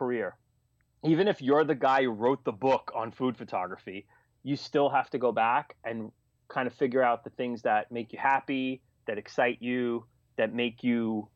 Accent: New York City, New York, United States; one of them was in Staten Island, which was my hometown

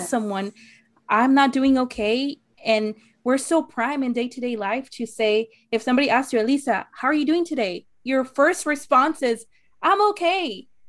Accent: Arizona, United States; I'm from Arizona

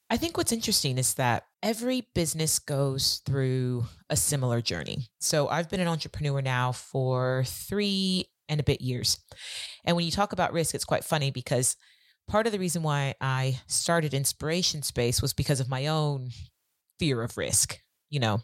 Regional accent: California, United States; moved away as an adult; now in London, United Kingdom; I'm originally from California, and I came over to the U K about seventeen years ago

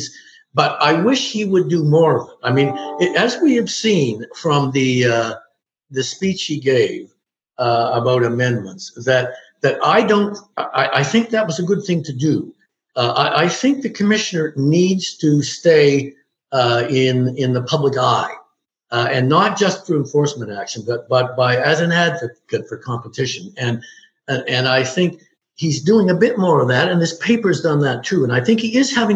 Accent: New Brunswick, Canada; moved away; I'm originally from New Brunswick

